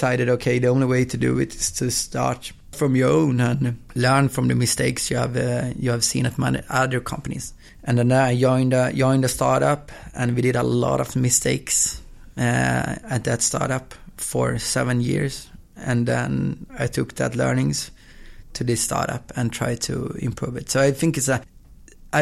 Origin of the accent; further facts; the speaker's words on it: Östersund, Jämtland, Sweden; now in Gothenburg, Sweden; I was born in Gothenburg, and when I was two, I moved to Östersund, which is in the middle of Sweden, small town with like population of 60,000 or something like